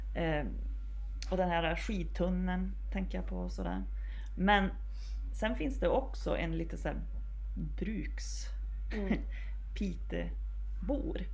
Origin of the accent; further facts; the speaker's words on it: Piteå area, Norrbotten County, Sweden; jag är från Gävle då så det finns väl nästan inga präktigare Piteåbor